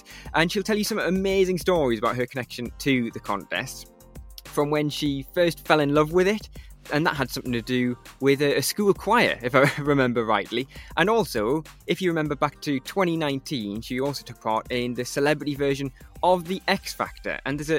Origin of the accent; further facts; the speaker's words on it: Newcastle, North East England, United Kingdom; And I've never been more proud to say I'm from Newcastle and to be a Eurovision fan at the same time.